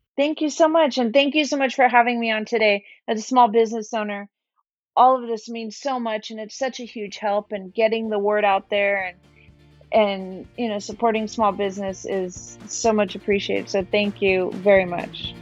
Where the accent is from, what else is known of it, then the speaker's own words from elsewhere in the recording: Tijuana, Baja California, Mexico; also born or lived in New York; now in San Diego, United States; growing up in Tijuana